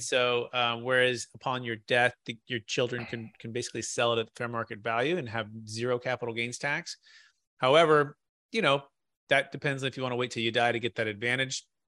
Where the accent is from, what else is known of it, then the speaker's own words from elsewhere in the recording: Bay Area, Silicon Valley, California, United States; also born or lived in Sacramento, California; Growing up in the Bay Area